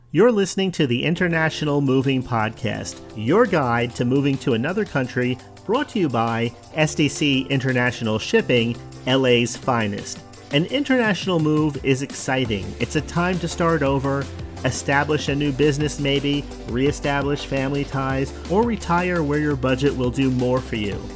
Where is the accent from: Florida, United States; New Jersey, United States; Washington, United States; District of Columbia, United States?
New Jersey, United States; moved away; I was born and raised in New Jersey